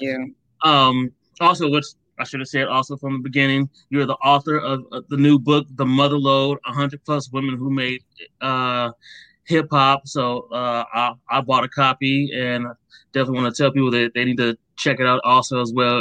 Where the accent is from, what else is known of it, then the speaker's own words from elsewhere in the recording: Akron, Ohio, United States; I grew up in Akron, Ohio, right yeah. next to Cleveland